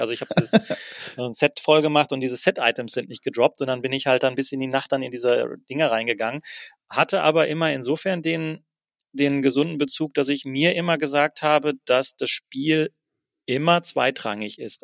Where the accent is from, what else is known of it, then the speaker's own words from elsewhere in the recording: Herne, North Rhine-Westphalia, Germany; moved away as an adult; also born or lived in Berlin; ich habe zwar in Köln gearbeitet, zwei Jahre lang, aber bin jeden Tag von Wanne Eickel nach Köln getigert